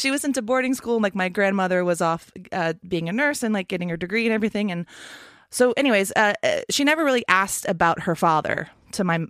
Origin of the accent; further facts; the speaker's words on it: Texas, United States; I grew up in Texas.